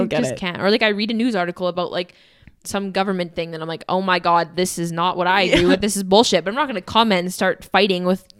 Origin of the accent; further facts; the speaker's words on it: Canada; accent: Canadian; Like, that is how I say it because I'm Canadian and that's my accent.